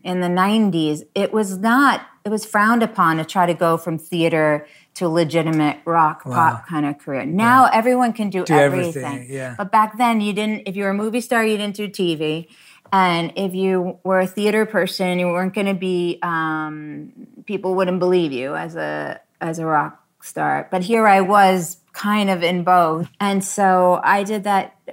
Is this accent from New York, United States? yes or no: yes; Long Island, New York, United States; I grew up in Long Island.